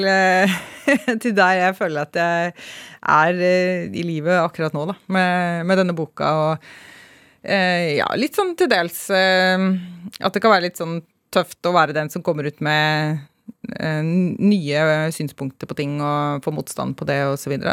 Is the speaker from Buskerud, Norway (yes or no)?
yes; Hønefoss, Buskerud, Norway; jeg er eh, oppvokst i en liten bygd utenfor Hønefoss. Fra Hausbygd.